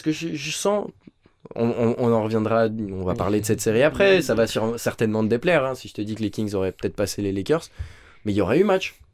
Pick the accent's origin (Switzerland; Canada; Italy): Switzerland; on est suisse